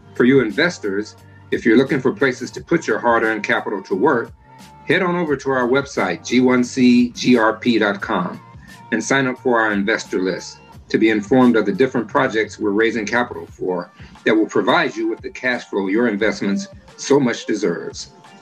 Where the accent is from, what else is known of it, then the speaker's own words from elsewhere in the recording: Memphis, Tennessee, United States; I grew up in Memphis, Tennessee